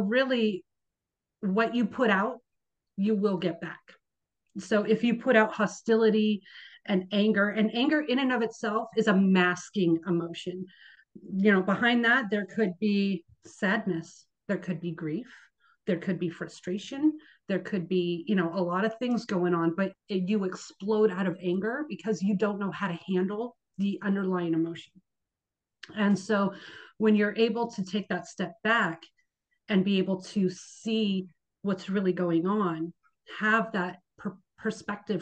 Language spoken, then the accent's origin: English; Bay Area, California, United States; moved away as an adult; now in Seattle, United States; I actually born and raised in the Bay Area, California.